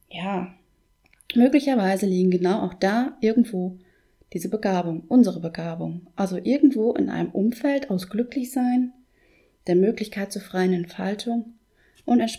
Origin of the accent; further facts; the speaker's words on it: North Rhine-Westphalia, Germany; Ich zum Beispiel wohne ja seit meiner Kindheit im Münsterland.